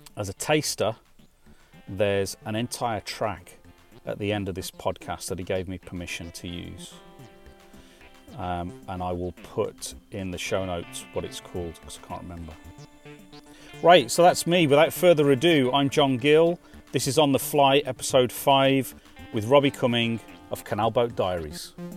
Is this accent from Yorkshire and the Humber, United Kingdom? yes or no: no; West Midlands, United Kingdom; I grew up in the West Midlands in, in the UK